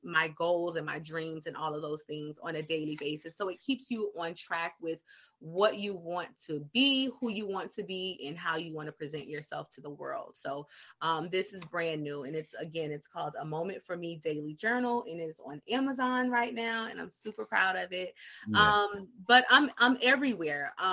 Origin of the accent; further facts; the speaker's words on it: the South, United States; I'm from the South, so it's sugar down here